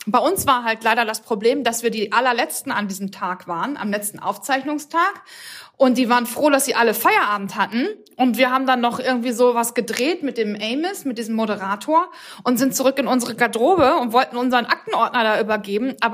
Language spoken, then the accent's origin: German; Hamburg, Germany; für uns als Hamburger Kaufleute bedeutet das auch was.